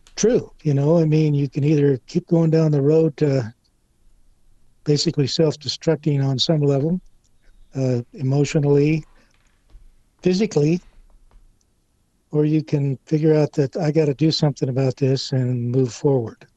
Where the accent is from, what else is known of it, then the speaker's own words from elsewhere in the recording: Casa Grande, Arizona, United States; moved away; my hometown Casa Grande